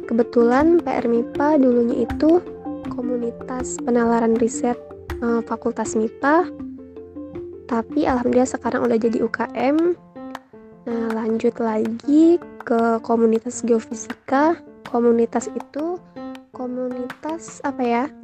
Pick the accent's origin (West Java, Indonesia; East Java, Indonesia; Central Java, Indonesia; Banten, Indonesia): Banten, Indonesia; Tangerang; Eh, asal daerah saya dari Tangerang.